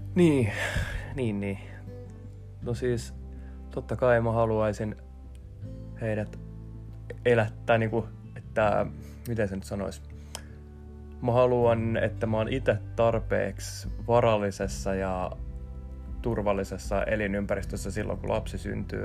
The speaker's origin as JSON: {"language": "Finnish", "town": "Järvenpää", "region": "Uusimaa", "country": "Finland", "said": "mä oon Järvenpäästä. Järvenpäässä on kaikki paremmin."}